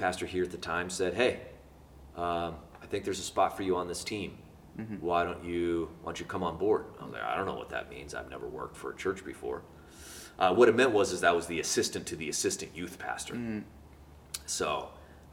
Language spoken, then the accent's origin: English; Homer, Alaska, United States; moved away as an adult; also born or lived in Ashland, Oregon; I grew up in Homer, Alaska. I was born and raised